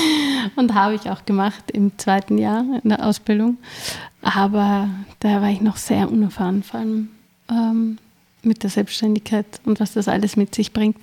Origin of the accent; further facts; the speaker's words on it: Vienna, Austria; Und ich bin gebürtige Wienerin, aber eigentlich halb Kärnten, halb Wien